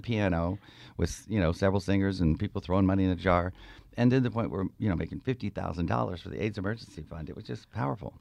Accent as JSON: {"language": "English", "region": "the South", "country": "United States", "tie": "born or raised there", "also_born_or_lived": "Georgia / South Carolina", "moved": "as an adult", "lives_now": "San Francisco, United States", "said": "I was born in the South, uh, Georgia, South Carolina, and my parents were very Southern. We never moved above the Mason Dixon line"}